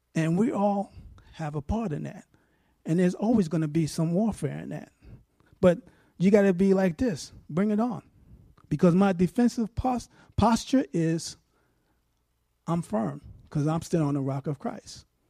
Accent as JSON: {"language": "English", "region": "New York", "country": "United States", "moved": "yes", "said": "I'm from New York."}